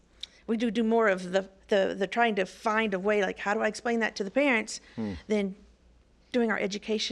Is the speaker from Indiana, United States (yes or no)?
yes; Evansville, Indiana, United States